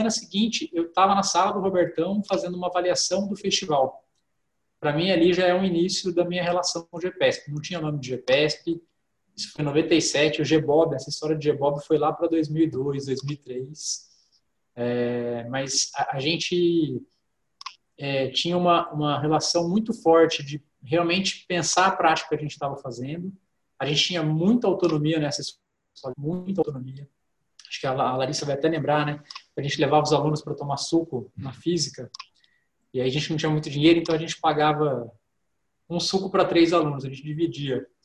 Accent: Poços de Caldas, Minas Gerais, Brazil; moved away; sou mineiro, Foz de Caldas

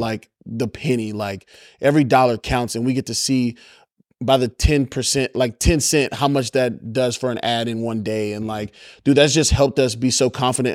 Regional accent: Baton Rouge, Louisiana, United States; Born and raised in Baton Rouge, Louisiana

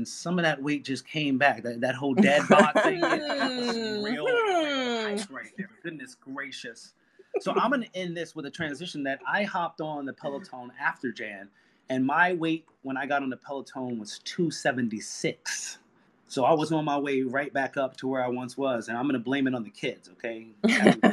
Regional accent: New York City, New York, United States; I grew up in New York City in the Bronx.

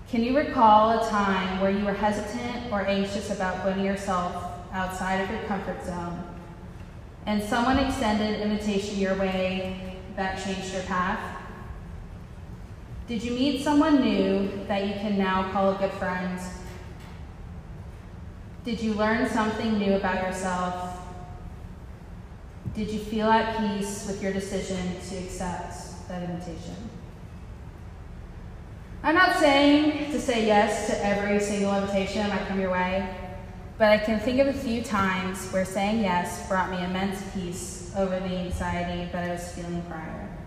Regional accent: Mississippi, United States; accent: Mississippi; A few things that you should know about me are that I am from Mississippi, um, even though you can't tell because my accent only comes out when I say words like sweet tea and y'all and Lord have mercy.

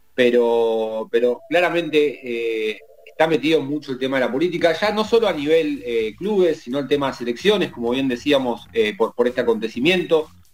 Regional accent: Argentina; a nosotros como argentinos

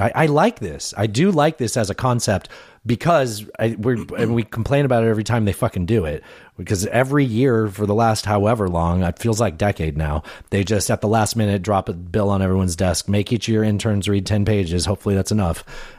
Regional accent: United States; Things are going to just work out because I'm white and right. I'm American.

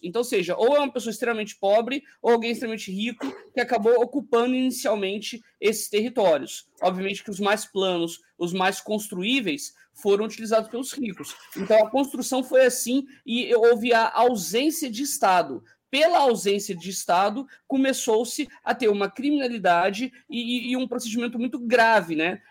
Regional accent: São Paulo, Brazil; now in Rio de Janeiro, Brazil; eu sou de São Paulo, mas aqui no Rio de Janeiro, eu, na, eu nasci em São Paulo e vim para cá.

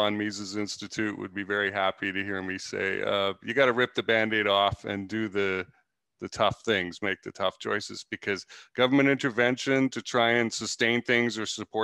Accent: Canada; now in United States; An immigrant. I'm Canadian. I came here illegally and went through the process, and here I am

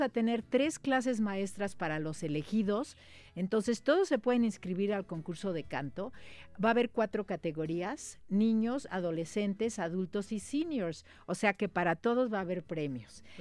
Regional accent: Mexico; Nosotros en México

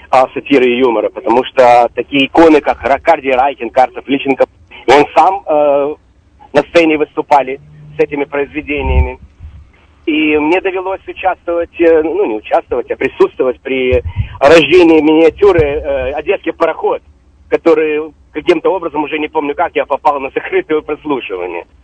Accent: Odesa, Odesa Oblast, Ukraine; я тоже одессит.

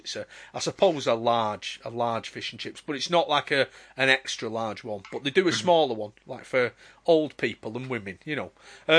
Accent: Bradford, Yorkshire and the Humber, United Kingdom; now in Manchester, United Kingdom; When I growing up in Bradford

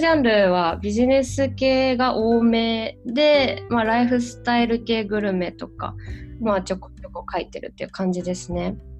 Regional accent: Shiga, Japan; also born or lived in Aichi Prefecture; now in Aichi, Japan; 生まれは滋賀県なんですけど、現在は愛知県在住のフリーライターです

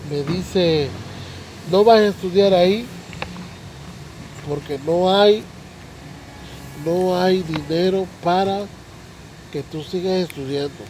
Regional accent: Minatitlán, Veracruz, Mexico; mi gente bonita aquí de Minatitlán, Veracruz? Soy jarocho, jarocho

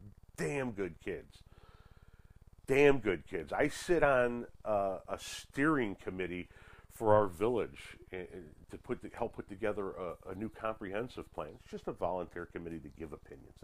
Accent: Chicago, Illinois, United States; We grew up in the Chicagoland area

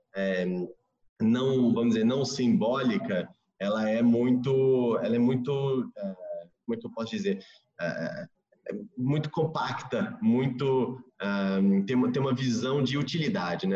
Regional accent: Rio de Janeiro, Brazil; moved away as an adult; also born or lived in Rome, Italy / Tokyo, Japan / Yangon, Myanmar; estou aqui no Rio, minha cidade natal, mas que eu não morava há, há, muitos anos.

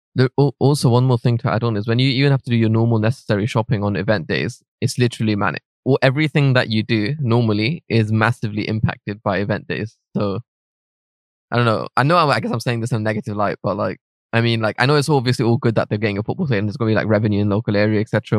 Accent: London, United Kingdom; I grew up in and around Wembley

